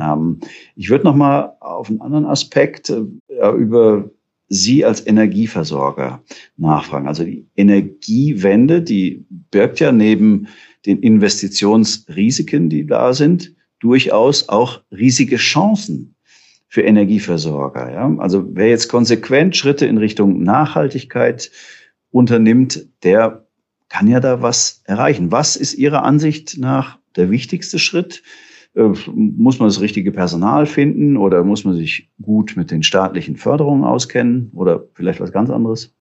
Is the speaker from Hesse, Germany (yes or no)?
yes; Hesse, Germany; da bin ich noch äh, Fahrrad gefahren als Junge auf der Autobahn im Hessischen